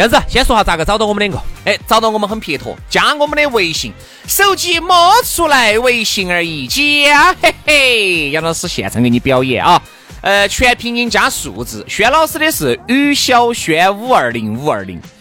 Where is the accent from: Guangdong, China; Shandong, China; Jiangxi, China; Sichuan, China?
Sichuan, China; Chengdu; 对于我们成都人， 呃，对于我们四川人来说